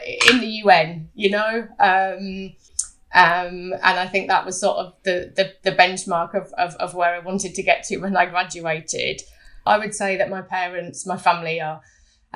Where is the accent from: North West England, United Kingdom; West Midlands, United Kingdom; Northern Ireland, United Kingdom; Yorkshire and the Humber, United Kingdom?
Yorkshire and the Humber, United Kingdom; Scarborough; I was born in Scarborough, a small town on the East Coast